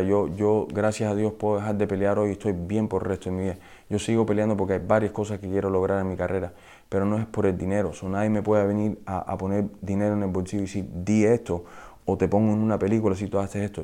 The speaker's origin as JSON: {"language": "Spanish", "town": "Miami", "region": "Florida", "country": "United States", "tie": "born or raised there", "also_born_or_lived": "Peru", "said": "yo viví aquí en Miami eh, hasta los cuatro años, después fui a vivir a Perú como por tres años, regresé y estaba en el southwest de Miami"}